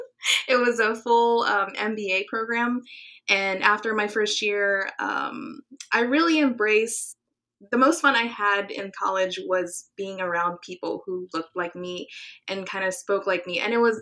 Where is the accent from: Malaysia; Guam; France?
Guam; Oh, gosh. I could still smell the ocean. It's the water is everything to me. So I actually do miss ocean life.